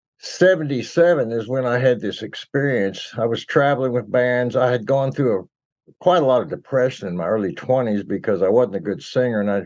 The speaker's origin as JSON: {"language": "English", "town": "Fort Worth", "region": "Texas", "country": "United States", "tie": "born or raised there", "also_born_or_lived": "New Jersey / Houston / Austin", "said": "I basically grew up in Fort Worth, went to high school there, went to Texas Tech."}